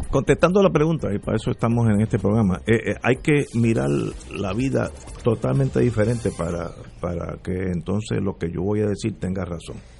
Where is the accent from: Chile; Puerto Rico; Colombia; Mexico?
Puerto Rico; yo soy puertorriqueño